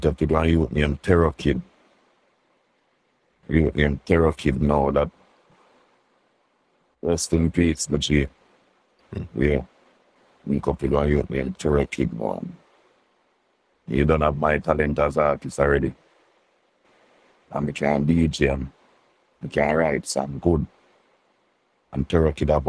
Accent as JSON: {"language": "English", "town": "Kingston", "country": "Jamaica", "tie": "born or raised there", "also_born_or_lived": "Grants Pen", "said": "I go live back with my mother down at Queensboro, that a Kingston 19"}